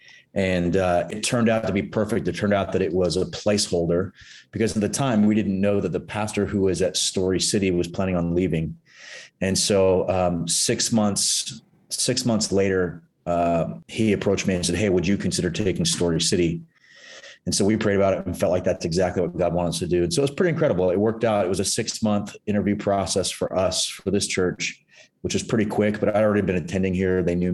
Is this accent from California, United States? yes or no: yes; Santa Cruz, California, United States; moved away as an adult; also born or lived in Hawaii / San Diego / Los Angeles; now in Burbank, United States; I grew up in Northern California, Santa Cruz to be specific